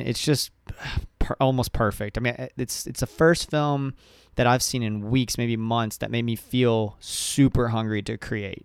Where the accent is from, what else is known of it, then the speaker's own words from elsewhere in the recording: Ocala, Florida, United States; I grew up in Ocala